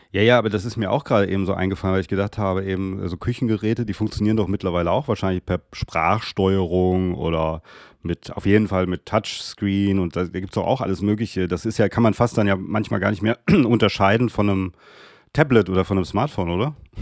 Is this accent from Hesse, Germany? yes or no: yes; Darmstadt, Hesse, Germany; Ich bin ja Südhesse.